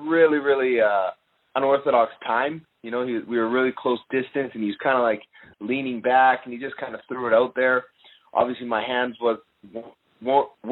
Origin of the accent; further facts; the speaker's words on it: Canada; I'm Canadian